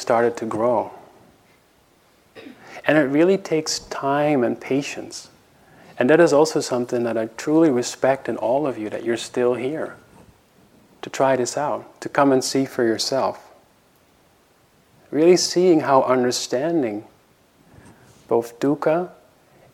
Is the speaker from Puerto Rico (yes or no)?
no; Netherlands; moved away as an adult; now in United States; I was coming from Holland and living in America